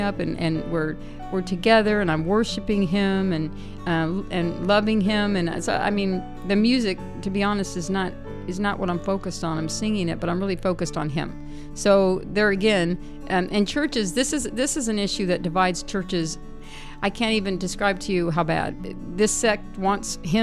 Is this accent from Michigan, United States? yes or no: no; San Diego, California, United States; I'm from San Diego